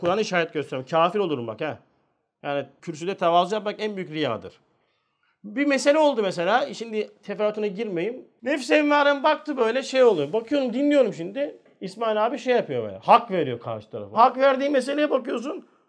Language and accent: Turkish; Turkey; Biz Türküz